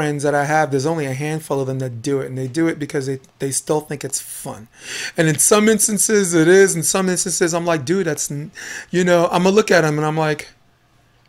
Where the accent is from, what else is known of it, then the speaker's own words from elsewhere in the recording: New York City, New York, United States; also born or lived in Harlem, New York; I grew up on Flatbush Avenue, Brooklyn, New York